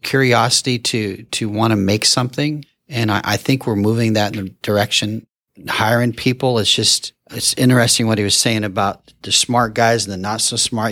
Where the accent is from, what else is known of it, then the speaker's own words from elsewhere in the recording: Fullerton, California, United States; I'm born and raised in Fullerton, been here my whole life